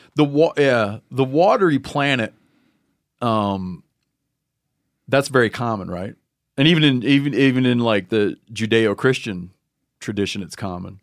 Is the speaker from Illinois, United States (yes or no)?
no; Muskegon County, Michigan, United States; I grew up in Muskegon County